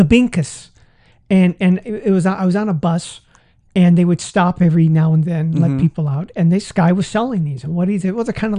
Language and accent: English; Las Vegas, Nevada, United States; Hey, I'm from Las Vegas, right?